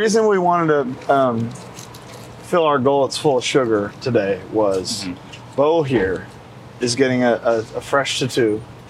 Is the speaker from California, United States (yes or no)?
yes; Los Angeles, California, United States; We're in my hometown of Los Angeles, California.